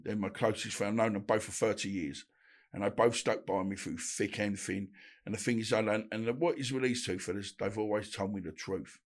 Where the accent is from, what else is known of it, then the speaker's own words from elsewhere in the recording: Woodford, London, United Kingdom; also born or lived in Bethnal Green / Essex; I was born in Bethnal Green, brought up in Woodford